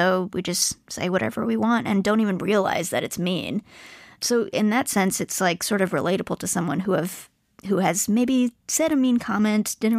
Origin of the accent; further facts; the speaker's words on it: United States; I come from two different cultures, you know, Indian and I'm also American